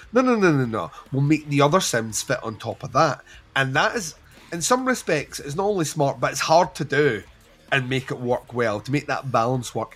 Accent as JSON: {"language": "English", "region": "Scotland", "country": "United Kingdom", "said": "we're Scottish"}